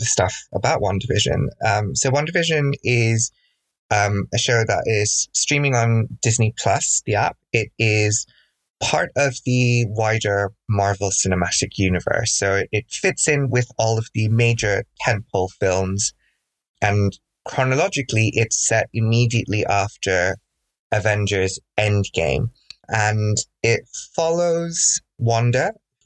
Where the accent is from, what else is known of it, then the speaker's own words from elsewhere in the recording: Bangladesh; now in United Kingdom; growing up in Bangladesh, which is where I'm originally from.